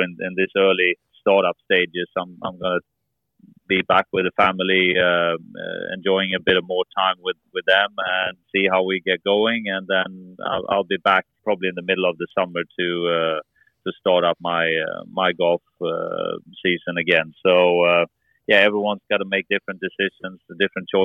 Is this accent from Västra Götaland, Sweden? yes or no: yes; Gothenburg, Västra Götaland, Sweden; moved away; also born or lived in Orlando, United States / near Malmö, Sweden; I was born in Gothenburg, which is still very much in the southern part